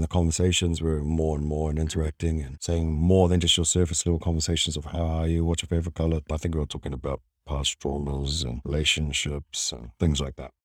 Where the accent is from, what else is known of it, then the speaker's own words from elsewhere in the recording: Wellington, New Zealand; also born or lived in Hamilton; now in Gold Coast, Australia; I was born in Hamilton, raised in Wellington, until I eventually moved over to Australia.